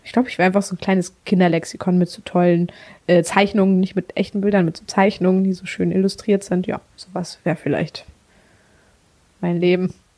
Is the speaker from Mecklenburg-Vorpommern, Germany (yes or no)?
yes; Mecklenburg-Vorpommern, Germany; Ich komme tatsächlich aus einem ganz kleinen Örtchen in ähm, Mecklenburg-Vorpommern. Bin richtig das Dorfkind.